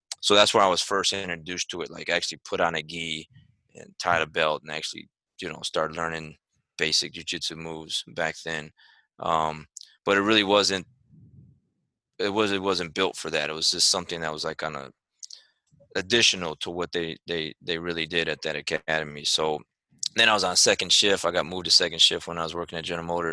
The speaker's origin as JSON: {"language": "English", "town": "Saginaw", "region": "Michigan", "country": "United States", "tie": "born or raised there", "moved": "yes", "lives_now": "Arlington, United States", "said": "originally from and born and raised in Saginaw, Michigan"}